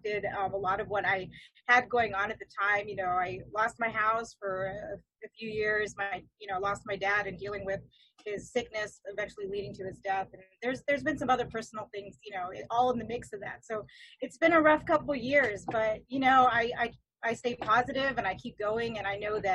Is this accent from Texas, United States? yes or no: no; California, United States; growing up in California